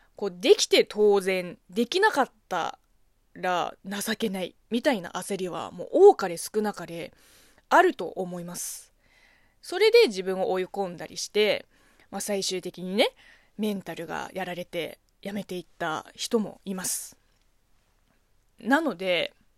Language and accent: Japanese; China; moved away; 中国生まれ、中国育ちの私